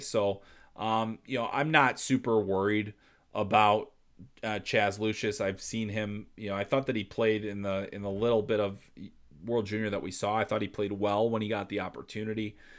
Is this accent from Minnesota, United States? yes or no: no; Chicago, Illinois, United States; I'm from Chicago. I grew up there.